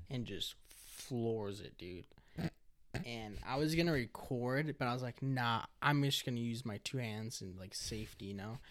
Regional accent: Monrovia, California, United States; also born or lived in East Los Angeles, California; I grew up in Cal State, L A area, like, the college

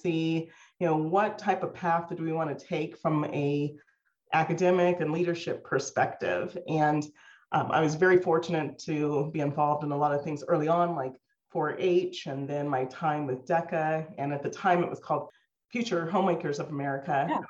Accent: Lamar, Colorado, United States; also born or lived in Montrose, Colorado; So I consider myself a pretty small town girl. I grew up here in Colorado. I was born in Montrose, Colorado, and grew up in a city called Lamar, Colorado, down in the southeastern corner.

